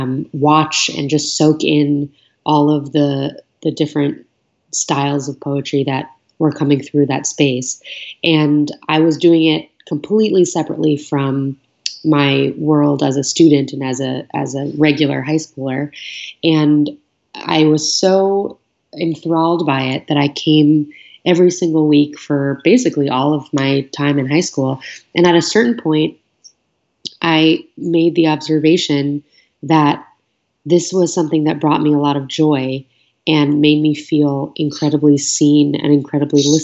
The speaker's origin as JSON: {"language": "English", "town": "New York City", "region": "New York", "country": "United States", "tie": "born or raised there", "said": "I was growing up in New York City"}